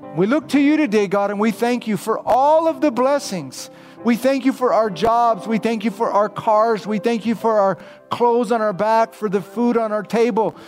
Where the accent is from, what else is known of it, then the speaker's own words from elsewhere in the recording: United States; I'm American